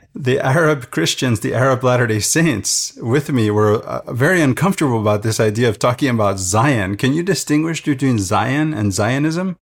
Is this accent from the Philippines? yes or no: no; Venezuela; now in United States; the mess that Venezuela is today, the country where I grew up.